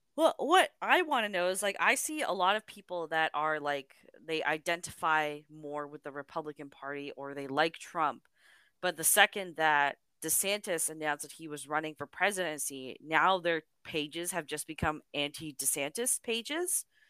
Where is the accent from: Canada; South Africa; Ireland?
Canada; I'm Canadian